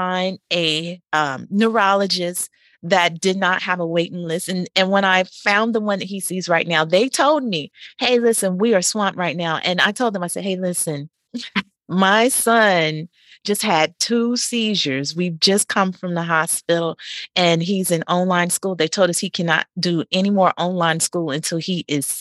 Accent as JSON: {"language": "English", "region": "North Carolina", "country": "United States", "also_born_or_lived": "Oklahoma City", "moved": "as an adult", "said": "I'm from North Carolina"}